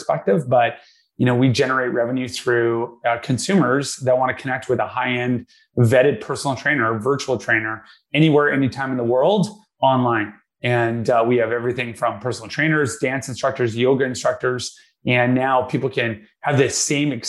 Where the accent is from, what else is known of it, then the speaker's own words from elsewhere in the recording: Vancouver, British Columbia, Canada; I was born and raised in Vancouver, Canada